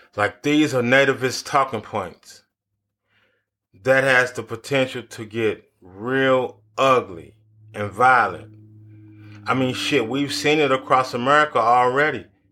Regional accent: United States; as an American

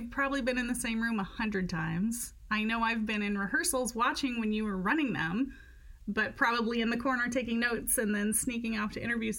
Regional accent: Decatur, Illinois, United States; moved away as an adult; now in Chicago, United States; I grew up down in Decatur. Or if it was when I moved here in 1998

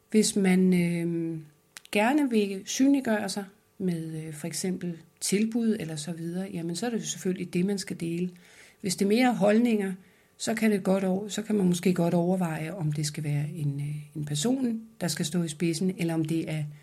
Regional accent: France; now in Denmark; Da jeg kom til Danmark fra Frankrig, så havde jeg en tendens til at synes, at de der top-down beslutninger var de bedste.

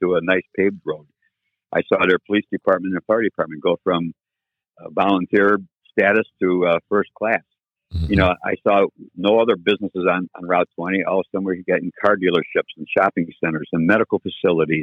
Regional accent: Lyndhurst, Ohio, United States; also born or lived in Euclid, Ohio; I grew up in Lyndhurst. Born in Euclid, and then in 1958, we moved up to Lyndhurst.

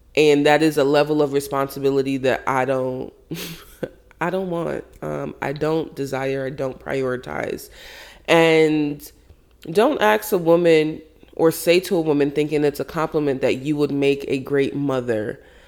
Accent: Jamaica; I was brought up, I'm Jamaican, big Caribbean family

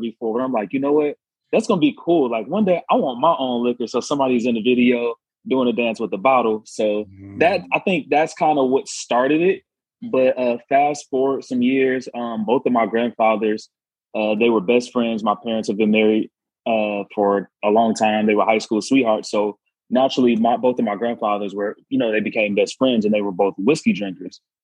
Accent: Chicago, Illinois, United States; South side of Chicago. I am Chicago through and through.

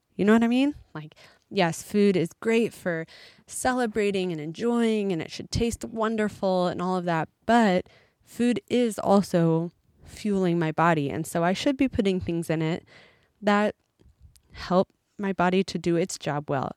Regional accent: United States; moved away as an adult; an American who's been gone from America for a little while

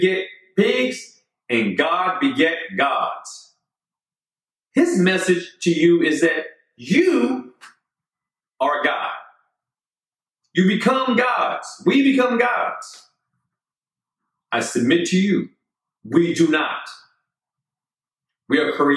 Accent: United States; I'm an American.

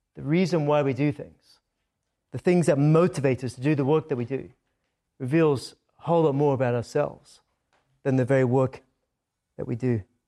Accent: Scotland, United Kingdom; accent: Scottish; moved away; When I come back from Scotland, my accent is sometimes a little bit stronger than before I left

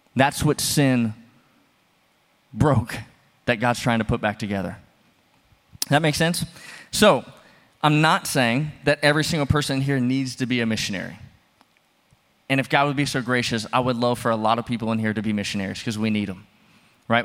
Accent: the South, United States; moved away; I'm from the South. We love our porches.

